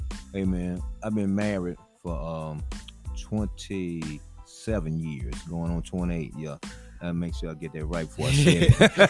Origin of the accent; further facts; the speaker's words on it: Georgia, United States; moved away as an adult; now in Nashville, United States; back when I came to Nashville from Georgia in 1982 to go to school at TSU.